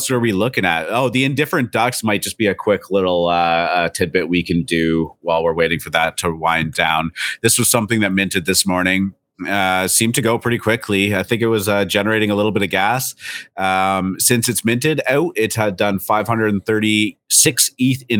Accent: Canada; I'm Canadian.

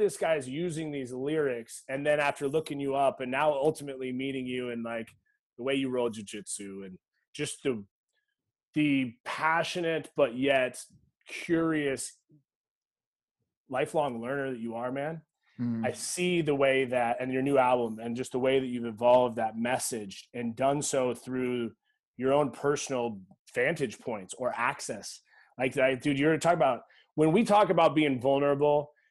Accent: Eugene, Oregon, United States; I grew up in Eugene, Oregon.

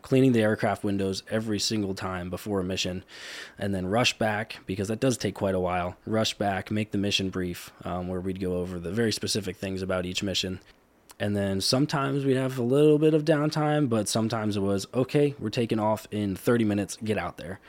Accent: Cleona, Pennsylvania, United States; I did grow up in Cleona my whole life

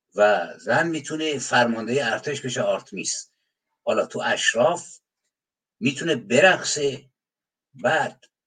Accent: Iran; یک تکه از خاک زمینم که تو ایران متولد شدم

